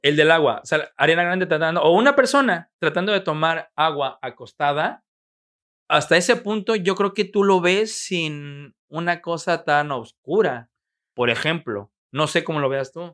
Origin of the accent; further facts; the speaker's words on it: Mexico; como un mexicano